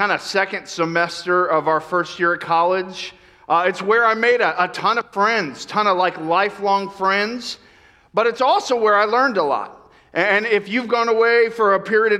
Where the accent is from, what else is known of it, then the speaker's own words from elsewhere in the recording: Florida, United States; moved away as an adult; also born or lived in New York; I grew up in Florida where we had a couple hours of fall